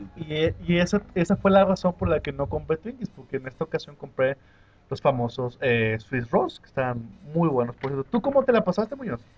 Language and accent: Spanish; Mexico; somos mexicanos